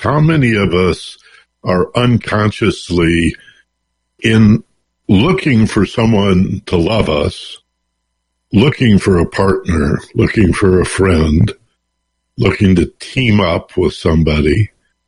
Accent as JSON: {"language": "English", "town": "Detroit", "region": "Michigan", "country": "United States", "moved": "yes", "lives_now": "Los Angeles, United States", "said": "I'm from Detroit"}